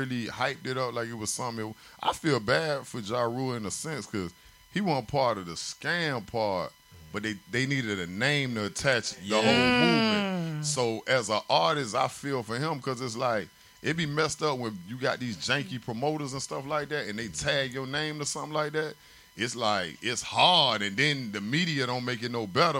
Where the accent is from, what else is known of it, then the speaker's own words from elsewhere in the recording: Richmond Heights, Florida, United States; I'm from Richmond Heights. I'm from down south